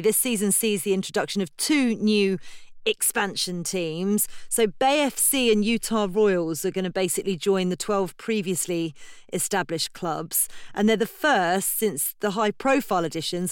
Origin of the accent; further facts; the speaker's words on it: United Kingdom; as a Brit